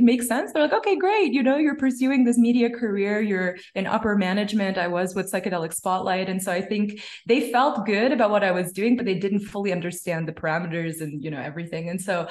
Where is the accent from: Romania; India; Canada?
Canada; My parents are immigrants. They came from Punjab and I was born in Canada